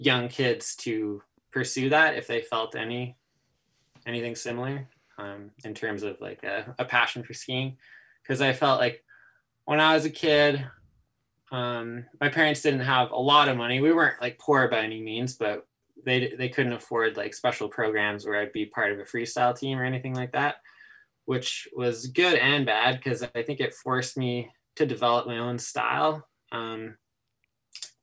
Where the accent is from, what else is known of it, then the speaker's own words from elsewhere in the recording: Nelson, British Columbia, Canada; I was born and raised in Nelson, BC.